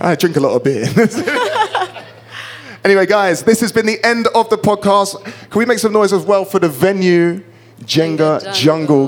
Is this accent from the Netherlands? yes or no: no; United Kingdom; I'm half Kenyan but was born and raised in the United Kingdom and I'm very proud of being from the UK.